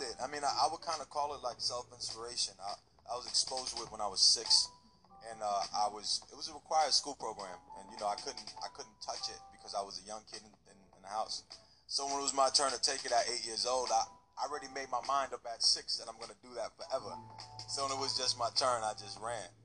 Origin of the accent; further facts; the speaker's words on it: New York City, New York, United States; I living in South Jamaica, Queens